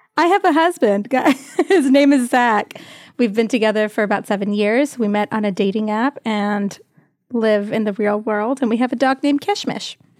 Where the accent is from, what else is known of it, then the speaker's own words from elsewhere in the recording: Greensboro, North Carolina, United States; also born or lived in Tuscaloosa, Alabama; raised in North Carolina